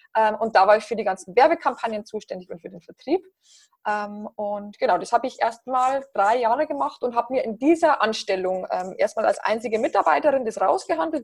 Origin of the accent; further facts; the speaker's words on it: near Passau, Bavaria, Germany; accent: southern German; moved away as an adult; also born or lived in Berlin; Ihr hört es wahrscheinlich an meinem Akzent, ähm, dass ich aus Süddeutschland komme. Ich bin ursprünglich aus, aus der Nähe von Passau in Bayern